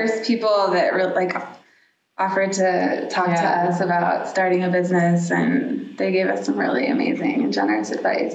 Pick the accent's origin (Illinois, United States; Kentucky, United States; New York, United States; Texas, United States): Texas, United States; Dallas; moved away; I grew up in Dallas, Texas